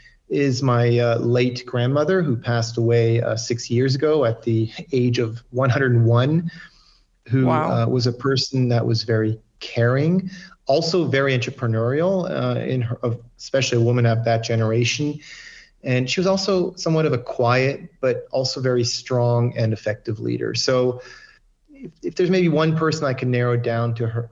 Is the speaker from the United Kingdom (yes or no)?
no; French-speaking Switzerland, Romandy, Switzerland; also born or lived in Saudi Arabia / Japan; I was born here in Switzerland in the French part. As a young child, my dad took a job in Saudi Arabia. So I started my education in Saudi Arabia. I went to an international American school. And at age 10, we came back to Switzerland.